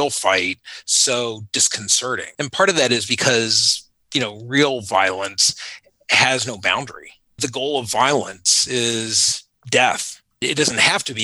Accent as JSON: {"language": "English", "country": "United States", "tie": "born or raised there", "also_born_or_lived": "Panama", "lives_now": "Northern Virginia, United States"}